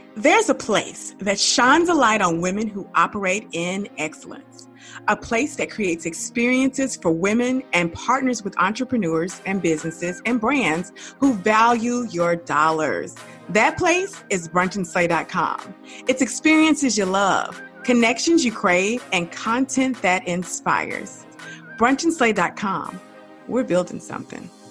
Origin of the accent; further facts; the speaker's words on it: Dallas, Texas, United States; I'm from Dallas